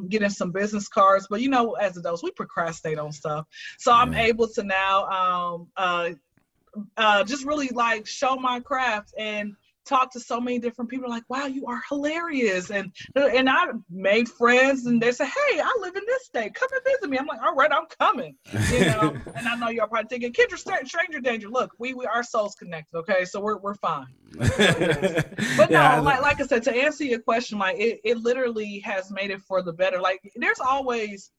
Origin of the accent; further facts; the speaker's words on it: Atlanta, Georgia, United States; I am from Atlanta. I've been here since I was zero